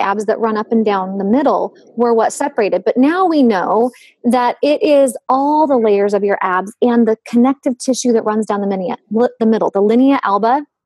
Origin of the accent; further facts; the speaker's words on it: the West, United States; accent: twang; I'm from the West, so everything I say has a twang.